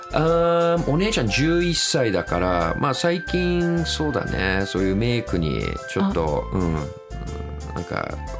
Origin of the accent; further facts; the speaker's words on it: Tokyo, Japan; also born or lived in Niiza, Saitama, Japan / United Kingdom; 僕あ埼玉県の新座生まれなんですよねで東京でほとんど育ちましたね